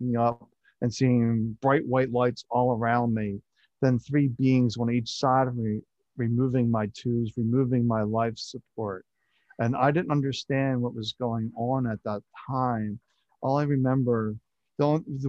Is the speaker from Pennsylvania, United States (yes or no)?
yes; Philadelphia, Pennsylvania, United States; I was born in Philadelphia and I just grew up just outside Philadelphia